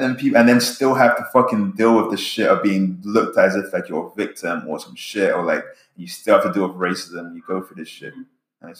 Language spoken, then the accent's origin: English; England, United Kingdom; now in United States; I grew up in England and have like my childhood friends I loved to death.